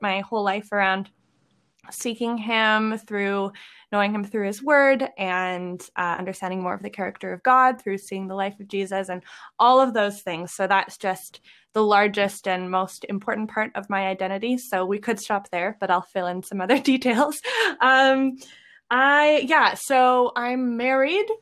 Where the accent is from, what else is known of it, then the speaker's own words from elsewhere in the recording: Lethbridge, Alberta, Canada; now in Edmonton, Canada; I am originally from Lethbridge